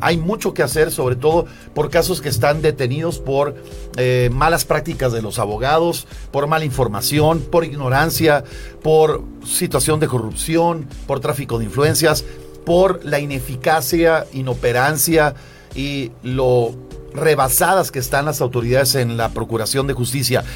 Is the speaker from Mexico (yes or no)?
yes; Tampico, Tamaulipas, Mexico; Aunque nací en México, soy de Tampico.